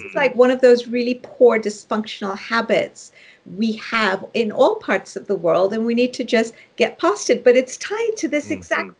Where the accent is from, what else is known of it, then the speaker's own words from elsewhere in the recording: Nairobi, Kenya; moved away; I was raised initially in Nairobi, Kenya, which is where I was born